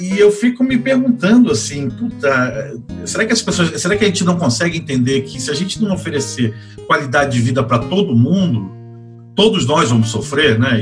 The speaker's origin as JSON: {"language": "Portuguese", "region": "Rio de Janeiro", "country": "Brazil", "also_born_or_lived": "Florianópolis, Santa Catarina", "moved": "as an adult", "lives_now": "São Paulo, Brazil", "said": "eu sou carioca, é, de uma família é, meio da Baixada Fluminense, meio da, da Zona Norte do Rio, da Tijuca e do Meier"}